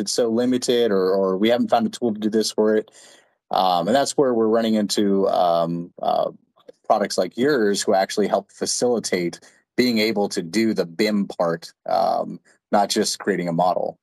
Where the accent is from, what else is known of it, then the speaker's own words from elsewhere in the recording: Texas, United States; I grew up in Texas